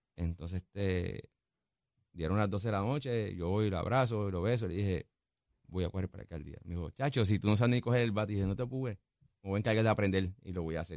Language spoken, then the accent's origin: Spanish; Guaynabo, Puerto Rico; mi pueblo, quien me vio crecer